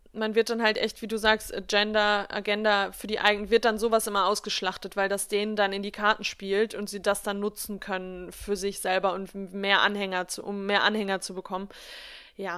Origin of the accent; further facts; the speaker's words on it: Germany; bei uns in Deutschland